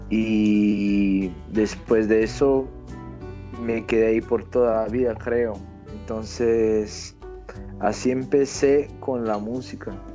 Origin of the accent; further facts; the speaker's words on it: Brazil; Spanish is a second language; yo soy brasileño, tengo 34 años